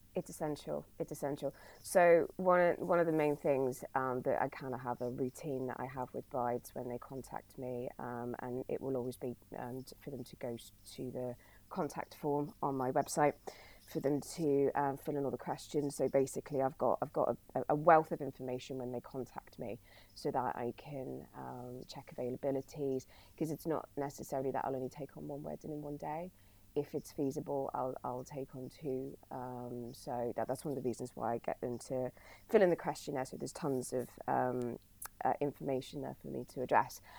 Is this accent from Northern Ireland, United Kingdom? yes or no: no; Bournemouth, South West England, United Kingdom; also born or lived in Brighton / Australia; I moved from Brighton back to Bournemouth, where I um, uh, originally lived